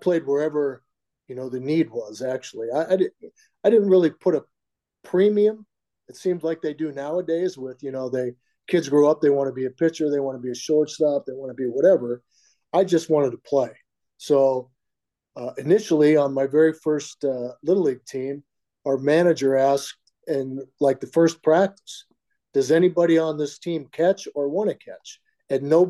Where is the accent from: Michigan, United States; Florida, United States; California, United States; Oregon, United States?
California, United States; Diamond Bar; I grew up outside of L.A. or in L.A. Even though we were in L.A. County, Diamond Bar was closer to Orange County than it was actually L.A.